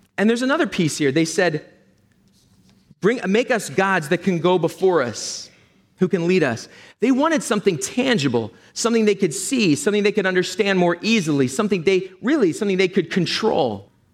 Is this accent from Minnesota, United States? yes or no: no; Philadelphia, Pennsylvania, United States; also born or lived in Berkeley, California; I'm from Philadelphia.